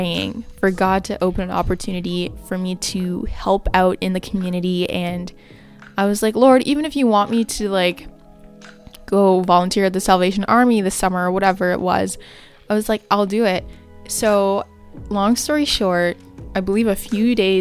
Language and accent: English; Canada; It was a 4-hour drive from where I live. So yeah, it was just really good to get away from my hometown